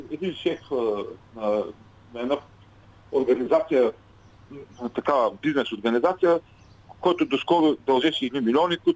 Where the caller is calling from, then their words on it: Ruse, Ruse Province, Bulgaria; от Русе.